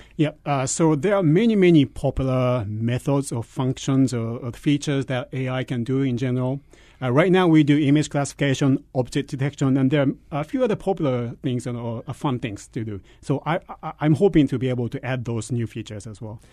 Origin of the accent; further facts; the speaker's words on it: Japan; moved away as an adult; also born or lived in United States; I grew up in Japan, and I did my, uh, elementary and K twelve education there